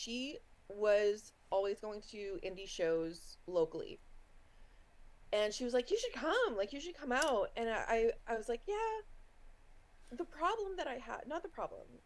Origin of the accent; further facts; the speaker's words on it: East Coast of Canada, Canada; I'm like from the East Coast of Canada